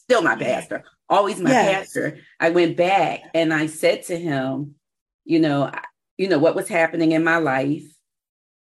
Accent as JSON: {"language": "English", "town": "Philadelphia", "region": "Pennsylvania", "country": "United States", "said": "I'm from South Philly"}